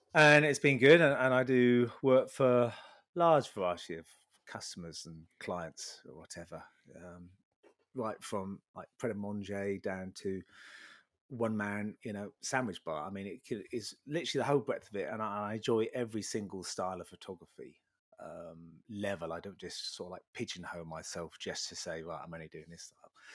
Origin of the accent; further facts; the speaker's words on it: Sheringham, East of England, United Kingdom; I was born in Sheringham, Sheringham, bit of a North at boy.